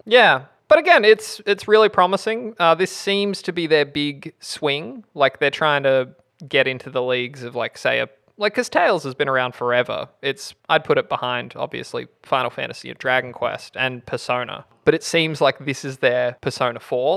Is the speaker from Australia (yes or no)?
yes; Australia; we're Australian, so we can't pronounce it